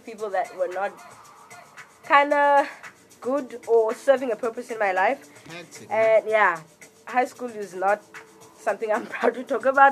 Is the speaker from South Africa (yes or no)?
yes; Cape Town, Western Cape, South Africa; I grew up in Khayelitsha